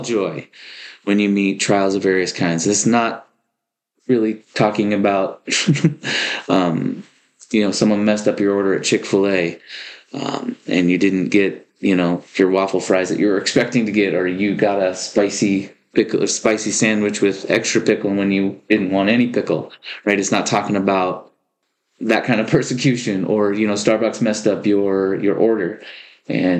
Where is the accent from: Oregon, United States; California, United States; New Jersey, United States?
Oregon, United States; Lived here, been pretty much born and raised in Oregon my entire life